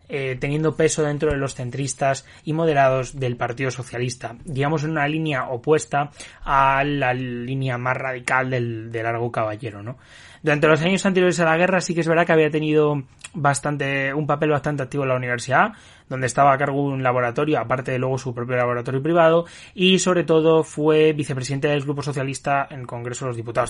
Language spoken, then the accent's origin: Spanish; Spain